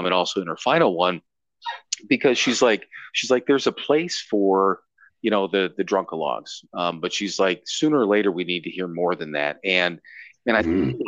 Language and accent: English; Cleveland, Ohio, United States; I grew up there and spent so much time there.